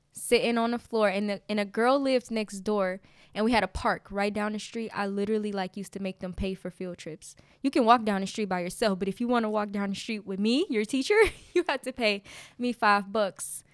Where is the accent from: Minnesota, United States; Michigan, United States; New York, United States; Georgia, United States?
Michigan, United States; Detroit; I grew up in Detroit, Michigan. right in the hood, um, on Dexter.